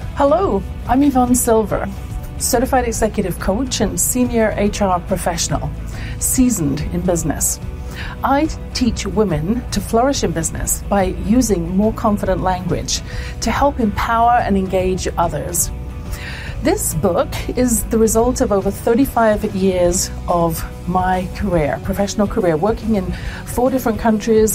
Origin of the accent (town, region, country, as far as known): England, United Kingdom; born or raised there